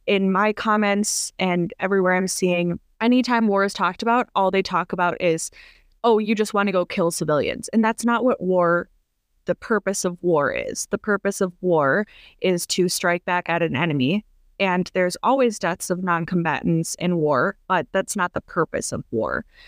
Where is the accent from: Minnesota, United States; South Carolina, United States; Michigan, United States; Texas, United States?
Minnesota, United States; Minneapolis; I'm from Minneapolis